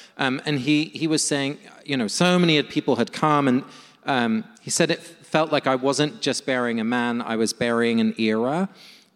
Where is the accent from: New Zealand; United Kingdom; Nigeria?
United Kingdom; London; now in United States; my hometown of London